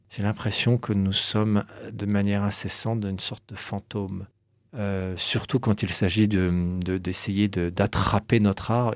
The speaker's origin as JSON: {"language": "French", "town": "Cannes", "region": "Provence-Alpes-Côte d'Azur", "country": "France", "tie": "born or raised there", "said": "je suis né à Cannes"}